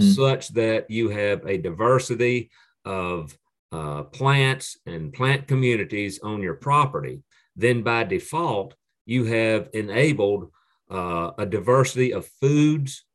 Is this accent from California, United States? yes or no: no; Piedmont of North Carolina, United States; the area where I grew up in the Piedmont of North Carolina